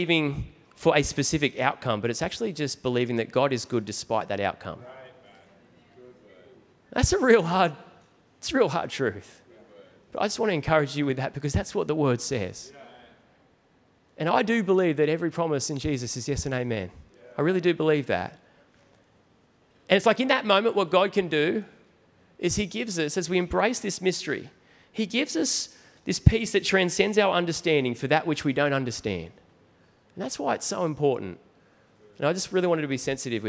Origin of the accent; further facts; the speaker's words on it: New South Wales, Australia; I'm from New South Wales